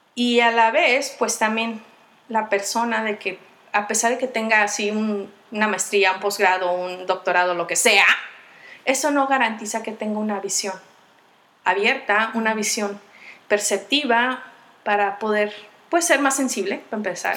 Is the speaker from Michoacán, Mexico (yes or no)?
yes; Michoacán, Mexico; moved away; also born or lived in State of Mexico; yo nací en Michoacán, pero estuve viviendo en el Estado de México